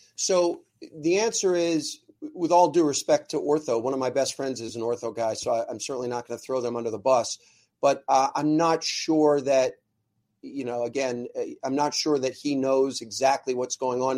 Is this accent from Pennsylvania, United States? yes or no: yes; Ardmore, Pennsylvania, United States; I grew up in Ardmore